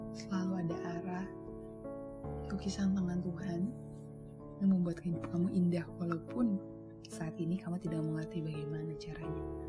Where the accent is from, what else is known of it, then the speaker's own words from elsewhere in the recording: Tanjung, Indonesia; gua ada di daerah Tanjung